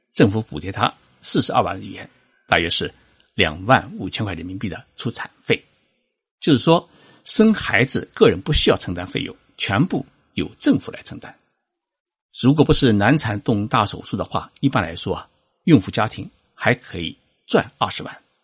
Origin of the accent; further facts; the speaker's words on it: China; 我们中国人